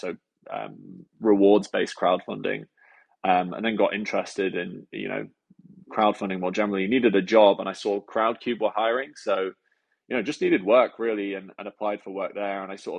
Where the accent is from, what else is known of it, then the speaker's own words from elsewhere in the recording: near Scunthorpe, Yorkshire and the Humber, United Kingdom; we grew up near Scunthorpe in a nice little village outside Scunthorpe, which is near Leeds.